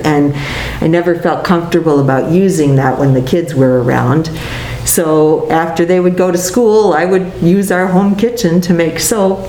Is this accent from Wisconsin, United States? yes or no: yes; Appleton, Wisconsin, United States; I grew up in Appleton, so being on grandma's farm was real different than being in the city.